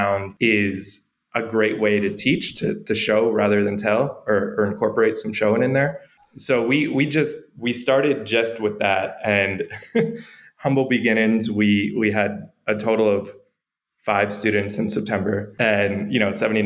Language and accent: English; New York, United States; moved away as an adult; now in El Salvador; I'm from New York. I'm from the United States. I've been here living in El Salvador since August.